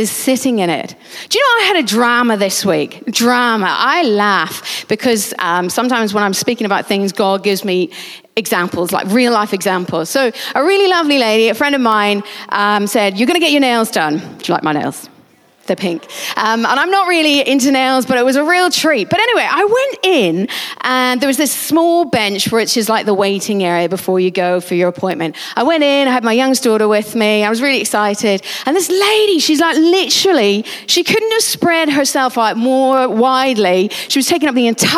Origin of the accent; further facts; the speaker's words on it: United Kingdom; we're British